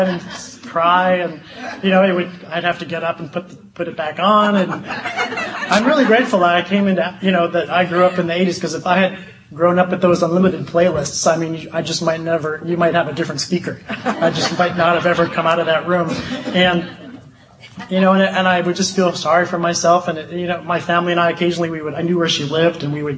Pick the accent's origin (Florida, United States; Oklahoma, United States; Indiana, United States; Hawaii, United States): Hawaii, United States; Honolulu; moved away as an adult; also born or lived in Illinois; I grew up in Honolulu, Hawaii